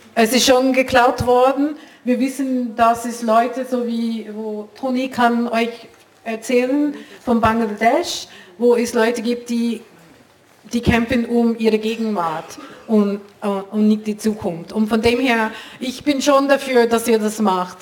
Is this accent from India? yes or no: yes; India; German is a second language; moved away as an adult; also born or lived in United States; now in Switzerland; Ich bin, ich bin Schweizerin, ich habe in U S A lang gelebt, ich bin Inderin